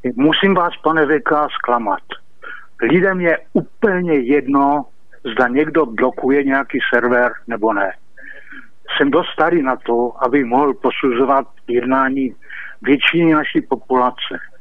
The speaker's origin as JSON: {"language": "Czech", "country": "Czechia", "said": "jsem hrdý, že jsem Čech, Čechoslovák"}